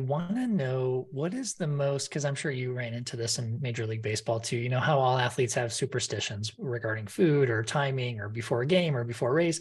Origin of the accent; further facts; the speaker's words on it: Colorado, United States; I grew up in Colorado